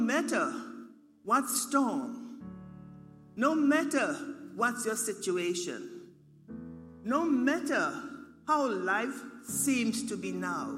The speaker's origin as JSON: {"language": "English", "country": "Turks & Caicos Islands", "moved": "yes", "said": "I come from the Turks and Caicos Islands"}